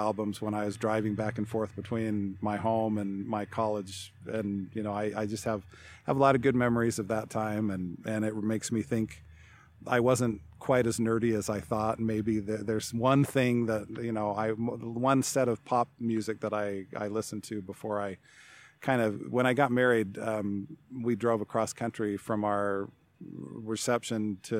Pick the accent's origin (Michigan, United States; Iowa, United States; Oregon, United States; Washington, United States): Washington, United States; Seattle; born there; also born or lived in Salt Lake City; because I was born in Seattle and that was kind of the only connection I had there. So, you know, Salt Lake only had one major sports team.